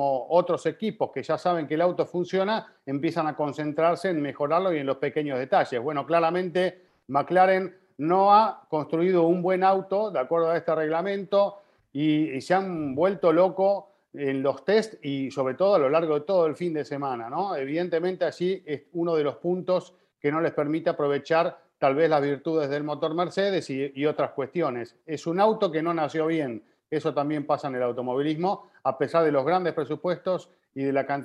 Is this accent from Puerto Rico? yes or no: no; Venezuela; soy venezolano